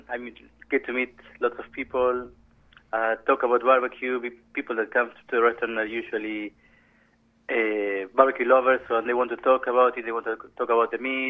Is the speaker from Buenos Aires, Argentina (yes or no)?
no; San Luis, Argentina; moved away as an adult; now in England; I come from Argentina. It's a small, very small county in Argentina called San Luis.